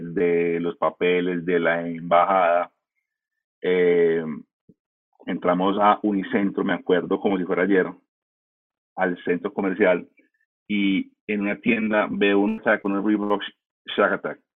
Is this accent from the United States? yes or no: yes; United States; now in Colombia; yo como me crié en Estados Unidos